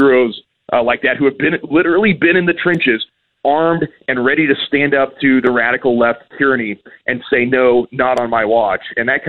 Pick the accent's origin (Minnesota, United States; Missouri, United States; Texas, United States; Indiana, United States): Missouri, United States; Columbia; I grew up in Columbia, You got to be a Kansas City Chiefs fan and a St. Louis Cardinals fan. It's kind of convenient being right there smack dab in the middle.